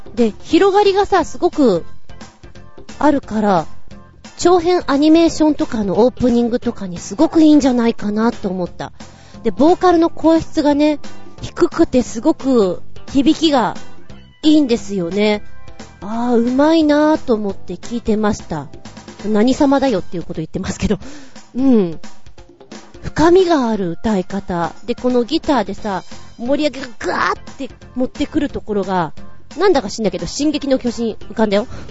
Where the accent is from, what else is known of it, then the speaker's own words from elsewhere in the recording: Tokyo, Japan; also born or lived in Oyama; 私が使っていた、生まれ育ったところです。今現在も東武東上線沿線にいます。